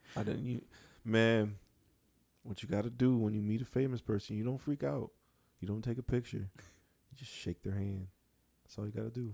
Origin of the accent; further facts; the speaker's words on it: Buffalo, New York, United States; Come from, uh, the land of the buffalo